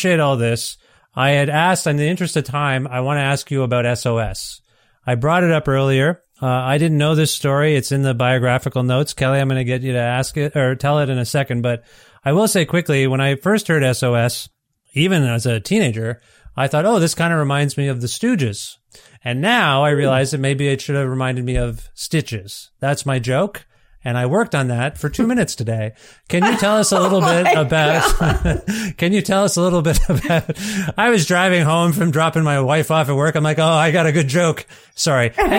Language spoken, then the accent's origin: English; Ontario, Canada; now in Edmonton, Canada; I moved to Edmonton and there's Denny's here. We didn't have those in Ontario where I'm from.